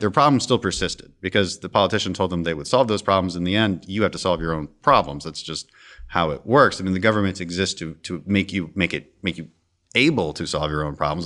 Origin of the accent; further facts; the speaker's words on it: Houston, Texas, United States; I'm also from Houston.